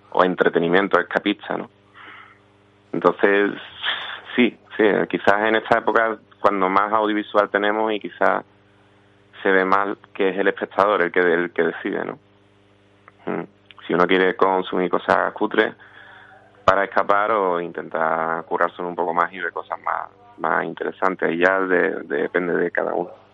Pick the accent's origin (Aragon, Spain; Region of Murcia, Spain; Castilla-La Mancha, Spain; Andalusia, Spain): Andalusia, Spain; Villanueva del Río y Minas; also born or lived in Seville; infancia en mi pueblo, Villanueva del Río de Mina